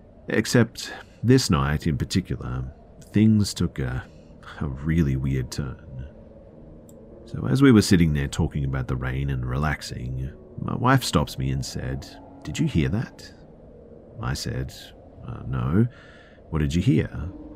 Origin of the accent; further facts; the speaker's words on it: Oregon, United States; Me, growing up in Oregon, loved the rain, and for the past 10 years we'd lived in Vegas